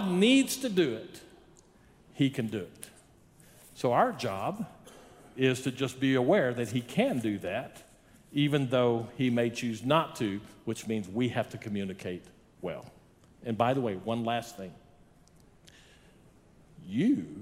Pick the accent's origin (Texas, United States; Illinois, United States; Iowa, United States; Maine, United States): Texas, United States; Odessa; now in El Paso, United States; I grew up in Odessa, but I've learned some other things here in El Paso.